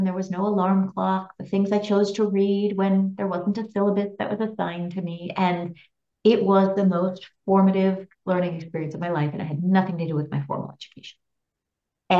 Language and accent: English; Bay Area, California, United States; I grew up in the Bay Area in California